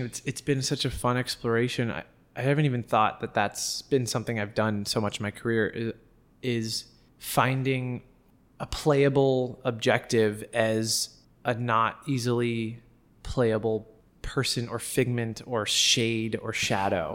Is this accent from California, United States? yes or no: yes; Los Angeles, California, United States; moved away as an adult; now in New York, United States; We're all from Los Angeles.